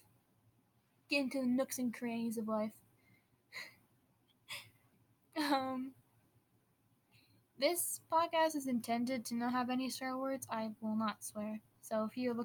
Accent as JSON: {"language": "English", "region": "Wisconsin", "country": "United States", "said": "I'm from Wisconsin, so I do say \"ope\" a lot"}